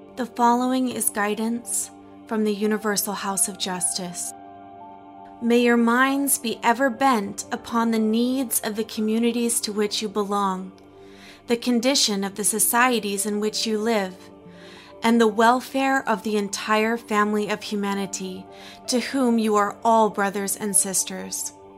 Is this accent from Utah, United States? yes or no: yes; Logan, Utah, United States; I was raised in Logan, Utah, as a Baha'i